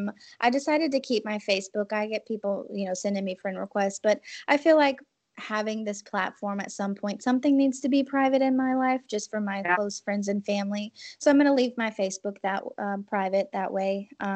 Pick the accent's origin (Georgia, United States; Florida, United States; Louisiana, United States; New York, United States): Louisiana, United States; New Orleans; I think there's a sense of humor when you are born and raised in New Orleans that maybe outsiders don't understand.